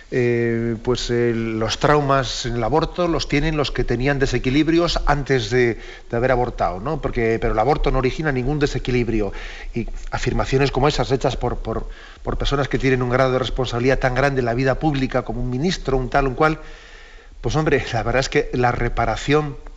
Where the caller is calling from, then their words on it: Castellón, Valencian Community, Spain; Buenos días … de Castellón.